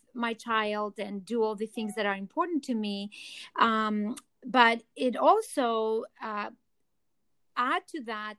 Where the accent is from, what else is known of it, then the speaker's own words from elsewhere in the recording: Athens, Attica, Greece; accent: Greek; English is a second language; moved away as an adult; now in New York City, United States; I'm originally from Athens, Greece. That's the accent you're hearing too.